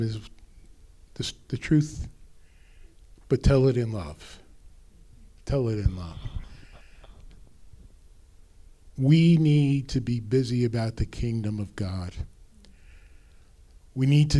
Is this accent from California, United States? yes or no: no; New Jersey, United States; accent: North Jersey; My North Jersey accent